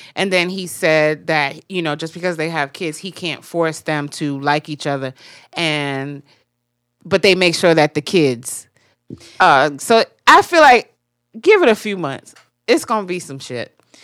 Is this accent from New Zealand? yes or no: no; Jamaica; I'm Jamaican.